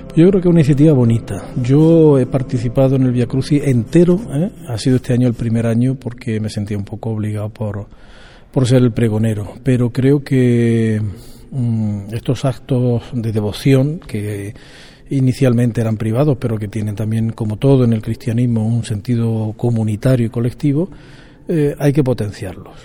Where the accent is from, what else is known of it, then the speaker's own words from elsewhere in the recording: Vilches, Andalusia, Spain; yo nací en Jaén, en, perdón, en Vilches, provincia de Jaén, el 26 de mayo de 1961